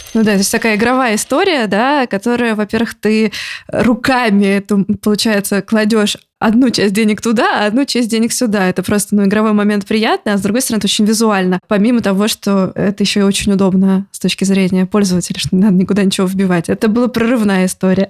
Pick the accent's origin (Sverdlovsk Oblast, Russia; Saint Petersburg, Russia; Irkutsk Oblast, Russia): Saint Petersburg, Russia; я тоже из Петербурга